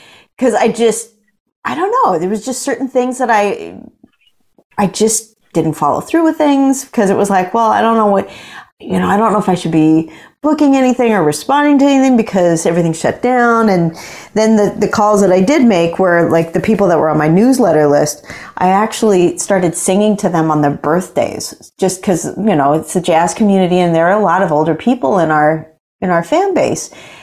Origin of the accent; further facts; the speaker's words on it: Boise, Idaho, United States; also born or lived in Billings, Montana; I was born in Billings, Montana, and not a big center of jazz, but really good, you know, music in the public schools, really great public education. And when I was in kindergarten, we moved to Boise, Idaho